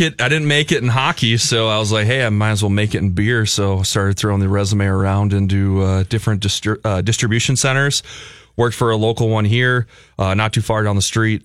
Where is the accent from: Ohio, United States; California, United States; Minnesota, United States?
Minnesota, United States; Burnsville; now in Elko New Market, United States; I grew up in Burnsville, but uh, currently live in the Lakeville South uh, school district. I'm in Elko New Market